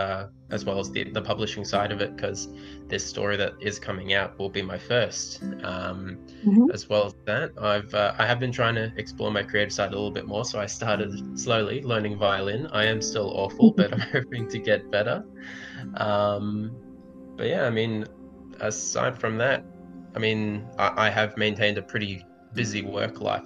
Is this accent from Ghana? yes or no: no; Australia; as an Australian